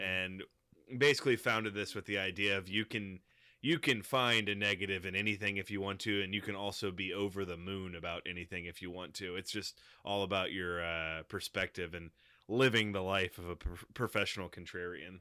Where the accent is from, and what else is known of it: Texas, United States; born or raised there